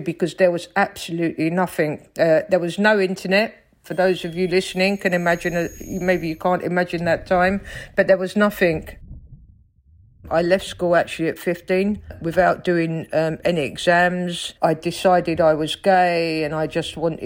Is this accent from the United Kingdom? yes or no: yes; London, United Kingdom; accent: Cockney; I grew up in South London, in Stockwell, on a council estate